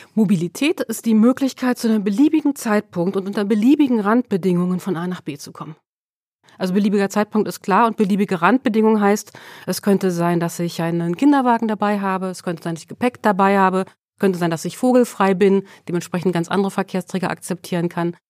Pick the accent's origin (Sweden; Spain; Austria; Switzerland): Sweden; now in Germany; Ich bin in Schweden geboren